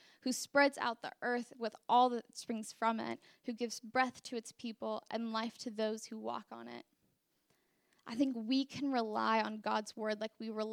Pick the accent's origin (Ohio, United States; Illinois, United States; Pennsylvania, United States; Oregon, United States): Oregon, United States; Portland; now in Princeton, United States; I'm from Portland, Oregon, and in Portland, our idol is just straight hedonism